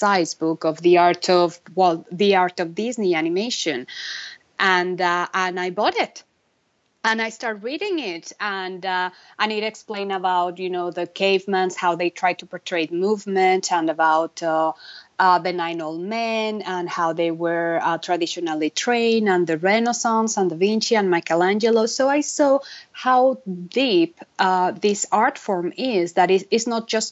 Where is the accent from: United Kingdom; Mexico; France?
Mexico; Mexico City; moved away as an adult; also born or lived in Vancouver, Canada; now in Los Angeles, United States; I'm born and raised in Mexico City on a middle-class family.